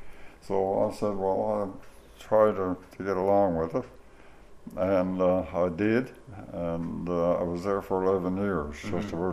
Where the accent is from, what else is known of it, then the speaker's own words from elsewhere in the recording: Hants Harbour, Newfoundland and Labrador, Canada; Well, I can certainly relate to the late 20s, and it was very poor times then, like it was everywhere in Newfoundland, and lots of serious illnesses. Of course, TB was rampant then, and Hants Harbor, of course, didn't escape many cases